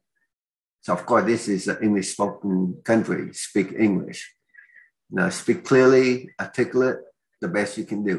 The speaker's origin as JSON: {"language": "English", "region": "Oklahoma", "country": "United States", "accent": "Oklahoman", "said": "they claim I have an Oklahoman accent because I come from Oklahoma."}